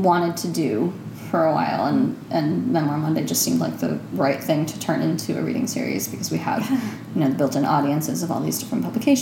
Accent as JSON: {"language": "English", "town": "New York City", "region": "New York", "country": "United States", "tie": "born or raised there", "said": "I'm from here. Yeah, I grew up"}